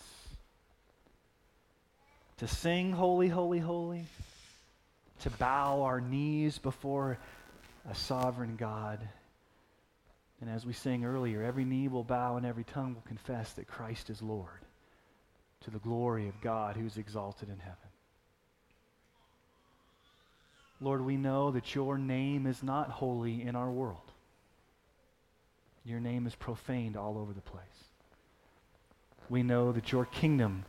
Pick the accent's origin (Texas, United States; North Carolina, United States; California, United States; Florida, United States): Texas, United States; growing up in Texas, we would have Sunday night worship service